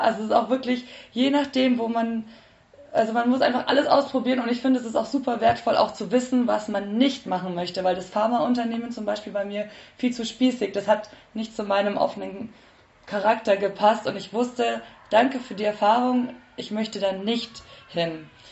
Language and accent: German; Nuremberg, Bavaria, Germany; moved away as an adult; also born or lived in Bayreuth; now in Munich, Germany; ich komme ursprünglich aus Nürnberg